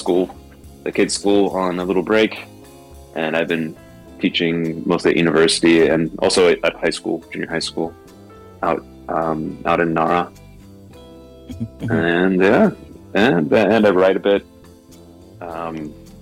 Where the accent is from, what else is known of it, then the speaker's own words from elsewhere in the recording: United States; moved away as an adult; now in Osaka, Japan; I'm from the U.S. and from America